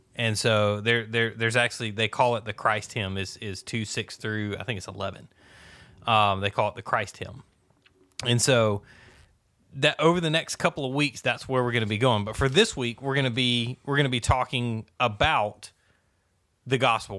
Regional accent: the South, United States; Growing up in the South

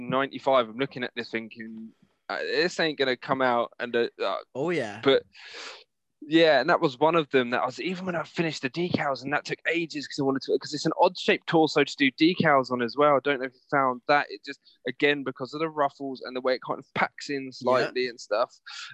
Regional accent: Jacksonville, Florida, United States; because, again, I'm from Jax, right?

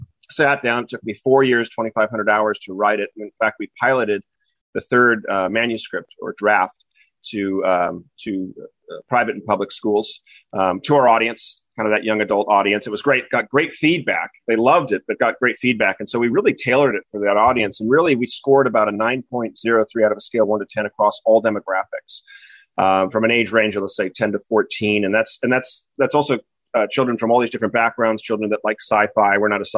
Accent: Newport Beach, California, United States; moved away as an adult; also born or lived in Wellesley, Massachusetts; I'm originally from Newport Beach, California. As you said, I was back East for about 16 years in New England, Wellesley, Massachusetts, to be exact, for undergraduate and graduate work.

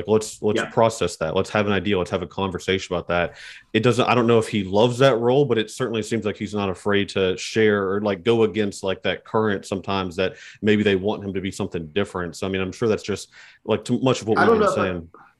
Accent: Appalachia, United States; accent: Appalachian; I don't think I have an accent, but when I talk to someone that's not from Appalachia, they're like, well, where are you from?

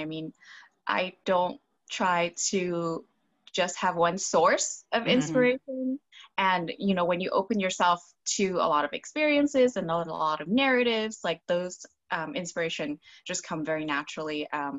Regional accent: Hong Kong; I'm an immigrant from Hong Kong

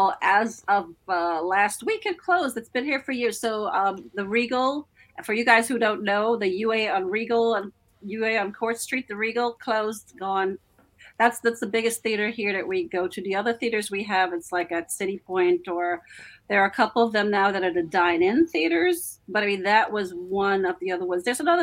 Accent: Bronx, New York, United States; When I grew up in the Bronx, in the 80s. So you had the rap culture coming up.

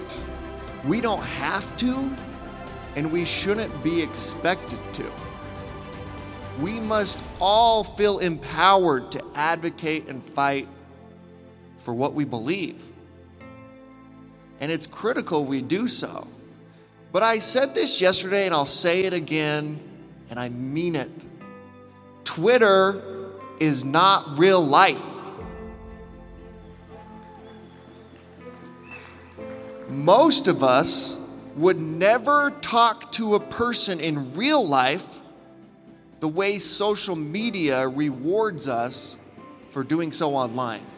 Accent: Utah, United States; I was born and raised in Utah. I've lived here all my life

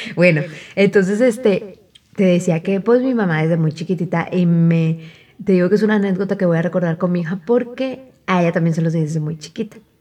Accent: Mexico; como buena mexicana

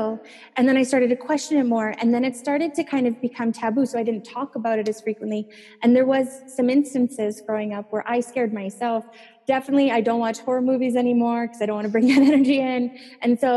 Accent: Saskatchewan, Canada; I'm from Saskatchewan in Canada, and that place is like the flattest land

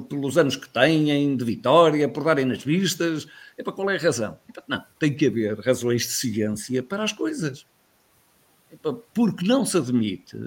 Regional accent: Guimarães, Braga, Portugal; now in Coimbra, Portugal; sempre que vou a Guimarães, vou ver sempre o local onde nasci, vou ver sempre a casa onde morei

